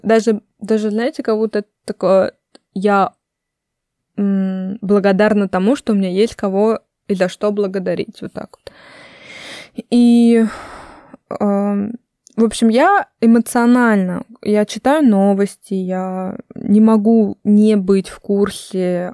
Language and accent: Russian; Russia; also born or lived in United States; я из России